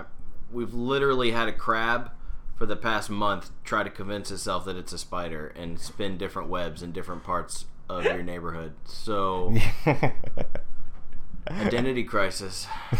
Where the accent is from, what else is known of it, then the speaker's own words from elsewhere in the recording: United States; I'm born and raised in Houston Springs